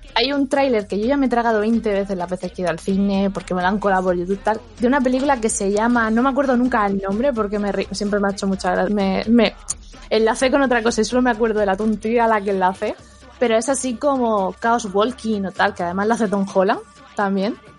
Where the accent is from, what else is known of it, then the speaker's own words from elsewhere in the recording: Spain; como española